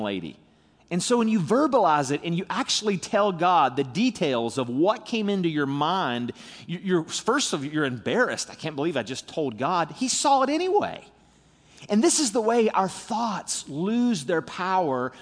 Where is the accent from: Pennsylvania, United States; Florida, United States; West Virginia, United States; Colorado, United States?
West Virginia, United States; St. Albans; also born or lived in Charleston, West Virginia; I was born in Charleston. I live in Saint Albans, West Virginia